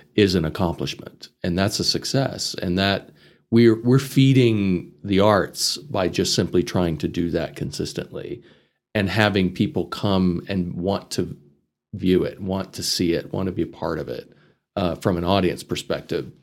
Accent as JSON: {"language": "English", "town": "Amarillo", "region": "Texas", "country": "United States", "tie": "born or raised there", "also_born_or_lived": "Chicago", "moved": "as an adult", "said": "I grew up in this area. I was born in Amarillo"}